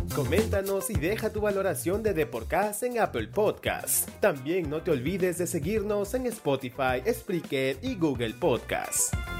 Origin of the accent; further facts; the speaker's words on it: Pucusana, Lima, Peru; yo soy de Pusana.